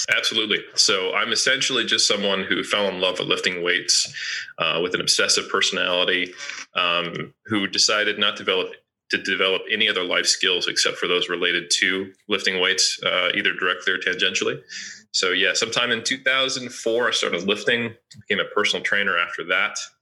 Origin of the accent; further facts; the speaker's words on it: United States; now in Auckland, New Zealand; I'm originally from the States.